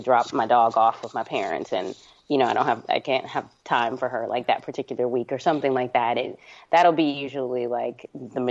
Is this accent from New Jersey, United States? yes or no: yes; New Jersey, United States; also born or lived in New York; We moved from New York to New Jersey when I was like in the second grade